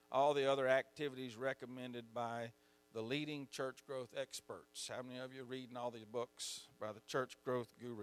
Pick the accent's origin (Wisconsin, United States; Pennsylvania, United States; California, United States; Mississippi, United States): Mississippi, United States; I'm from Mississippi.